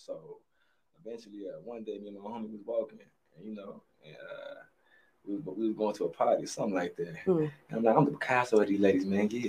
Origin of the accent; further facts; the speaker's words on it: Bellwood, Illinois, United States; also born or lived in Maywood / Joliet / Atlanta / Michigan; Yeah, I'm not really necessarily born and raised. I was born in Maywood, you know, raised in Bellwood, Joliet, you know, just everywhere.